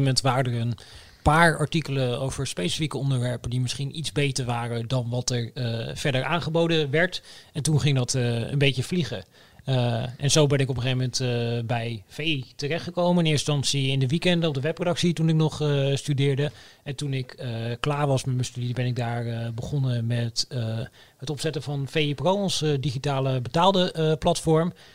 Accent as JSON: {"language": "Dutch", "town": "Oldebroek", "region": "Gelderland", "country": "Netherlands", "said": "ik kom uit Olderbroek, een dorpje in de Bijbelbelt"}